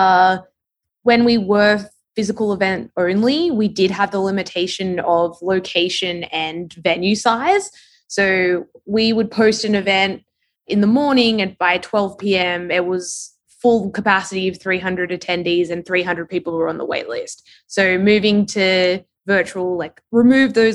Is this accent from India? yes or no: no; Australia; accent: Australian; moved away as an adult; also born or lived in London, United Kingdom; now in New York City, United States; I'm Australian, you can probably tell from my accent.